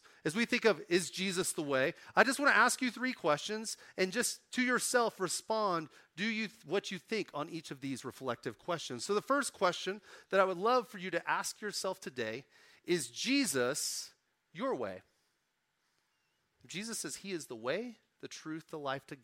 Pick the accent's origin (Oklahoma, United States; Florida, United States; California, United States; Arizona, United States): Oklahoma, United States; now in Colorado, United States; I'm from Oklahoma